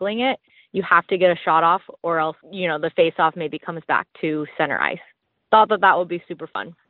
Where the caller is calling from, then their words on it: Washington, United States; I'm from Washington State.